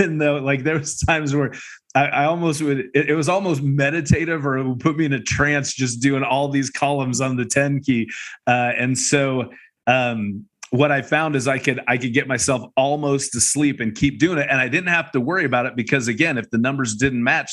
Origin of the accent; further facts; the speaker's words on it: Seattle, Washington, United States; moved away; also born or lived in Akron, Ohio; I lived just outside of Seattle. That was all my growing up. I don't remember Ohio at all because I was an infant. But did most of my growing up in Seattle